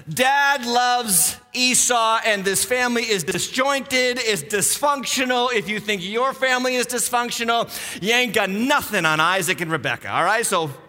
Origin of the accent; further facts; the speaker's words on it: Western Massachusetts, United States; I grew up in Western Massachusetts. There ain't no streetlights out there. Literally, I was in a town where there was zero, I kid you not, zero stoplights in the whole town.